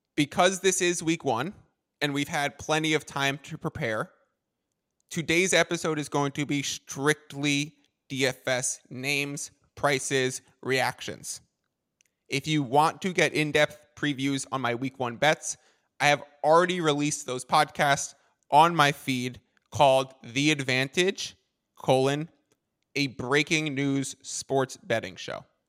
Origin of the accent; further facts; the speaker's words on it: New York, United States; moved away as an adult; also born or lived in Boston; now in San Diego, United States; I am originally from New York, hence working for those sports teams